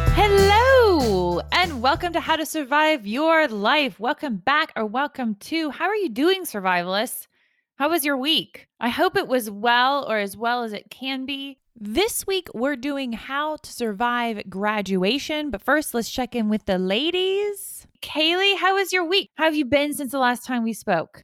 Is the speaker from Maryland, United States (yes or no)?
no; Georgia, United States; I'm from, I'm from Georgia